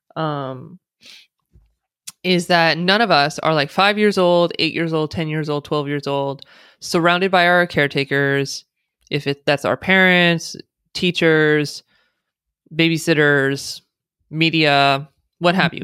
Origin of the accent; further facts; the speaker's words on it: United States; accent: American; first language English; someone born and raised in the United States who speaks with an American accent, English is the only language I speak